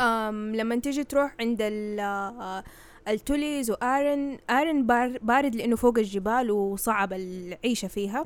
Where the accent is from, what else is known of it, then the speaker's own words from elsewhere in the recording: Saudi Arabia; إحنا عندنا في السعودية المنطقة الشرقية